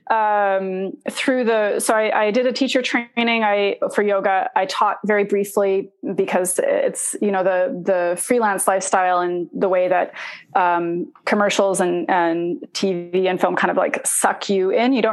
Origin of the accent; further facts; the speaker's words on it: Indonesia; I myself am not Arabic. I'm Italian. Um, I was born in Indonesia, and uh, we lived in Indonesia because my parents were part of a spiritual community.